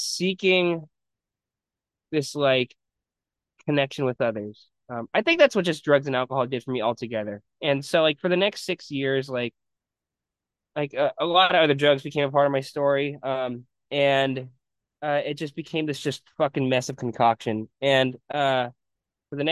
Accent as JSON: {"language": "English", "town": "San Jose", "region": "California", "country": "United States", "tie": "born or raised there", "said": "I grew up in San Jose"}